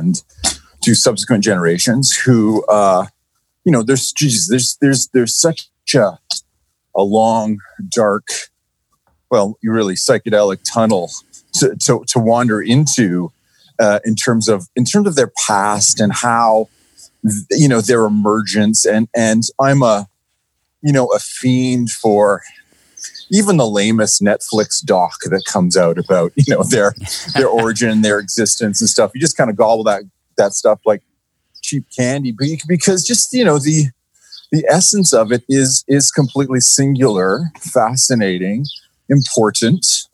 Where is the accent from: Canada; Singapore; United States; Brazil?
Canada; Toronto, Ontario; growing up in Etobicoke, in the 70s